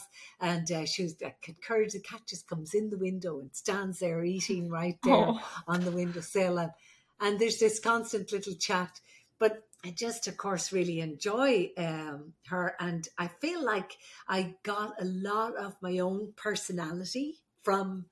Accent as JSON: {"language": "English", "country": "Ireland", "moved": "yes", "said": "I'm the Irish midwife"}